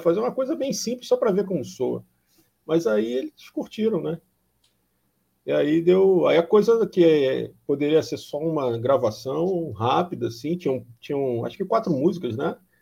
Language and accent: Portuguese; Rio de Janeiro, Brazil; moved away as an adult; now in Corumbá, Brazil; eu sou carioca, mas já moro a, em Corumbá, no Mato Grosso do Sul, faz quatro anos e meio